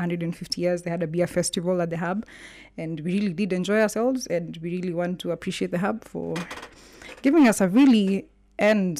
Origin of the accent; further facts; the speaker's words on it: Kenya; being Kenyan